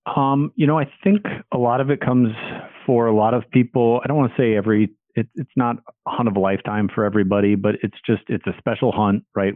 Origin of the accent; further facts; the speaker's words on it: Minnesota, United States; I'm from Minnesota, currently live in Minnesota